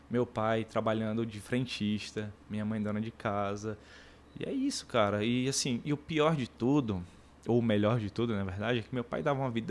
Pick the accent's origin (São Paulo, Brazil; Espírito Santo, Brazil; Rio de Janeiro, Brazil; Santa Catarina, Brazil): São Paulo, Brazil; now in Iguatu, Brazil; eu sou de São Paulo ah. São Paulo capital. Nasci em 92 e nasci nesse esse contexto periférico, né?